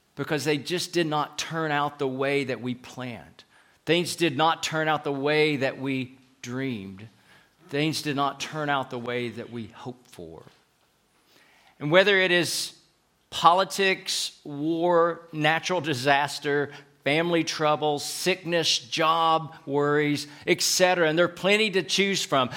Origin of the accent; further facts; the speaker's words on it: Knoxville, Tennessee, United States; accent: southern; moved away as an adult; also born or lived in Fort Worth, Texas / Chattanooga / Atlanta / Dallas; now in Madrid, Spain; We're from Knoxville in the southern part of the U S, thus having what we call a southern accent